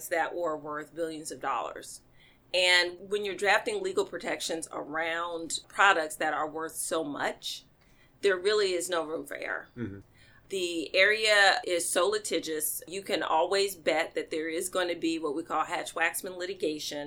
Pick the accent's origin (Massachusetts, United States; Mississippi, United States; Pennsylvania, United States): Mississippi, United States; Mississippi Delta, United States; I was raised in the Mississippi Delta, mm-hmm. by my grandparents